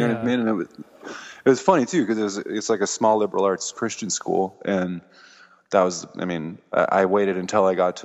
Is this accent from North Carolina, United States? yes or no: no; Massachusetts, United States; born or raised there; also born or lived in Denver, Colorado / Fort Collins, Colorado